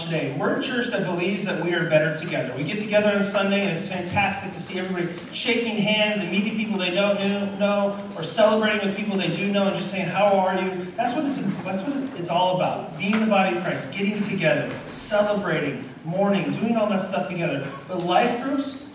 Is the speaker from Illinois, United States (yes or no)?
yes; Illinois, United States; now in San Diego, United States; I'm from Illinois